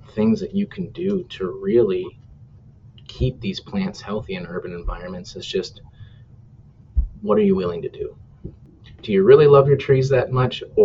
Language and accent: English; New Hampshire, United States; also born or lived in Minnesota; now in Minneapolis, United States; I'm originally from New Hampshire, and I thought, we always had pretty extreme temperatures and, hard winters. I moved out here to Minnesota